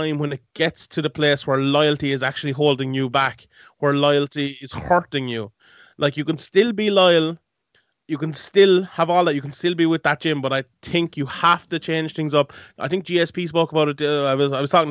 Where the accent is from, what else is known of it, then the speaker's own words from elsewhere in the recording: Limerick, Munster, Ireland; I'm from Limerick, so I'm the other side of the country, from Dublin